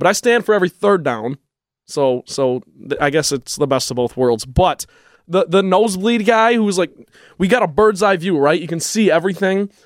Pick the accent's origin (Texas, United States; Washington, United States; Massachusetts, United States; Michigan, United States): Michigan, United States; Grand Rapids; Growing up in Grand Rapids